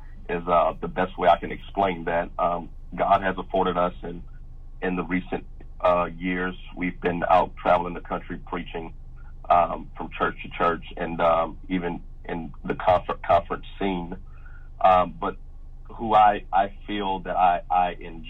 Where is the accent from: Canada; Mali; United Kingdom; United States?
United States; Louisiana; I grew up in Louisiana all my life, born and raised here in Louisiana